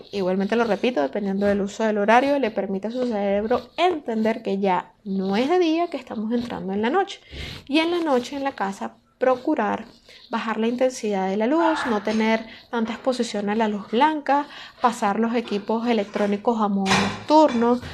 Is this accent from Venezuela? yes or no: yes; Caracas, Capital District, Venezuela; soy de Caracas, Venezuela